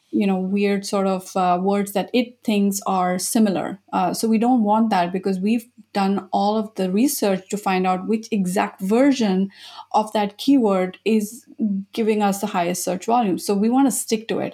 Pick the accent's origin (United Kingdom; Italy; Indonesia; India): India; moved away as an adult; also born or lived in Japan; I was born in India